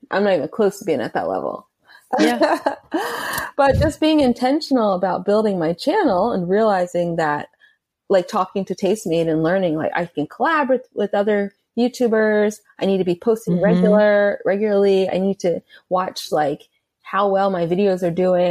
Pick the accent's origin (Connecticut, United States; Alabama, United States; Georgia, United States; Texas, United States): Georgia, United States; Atlanta; I grew up in Atlanta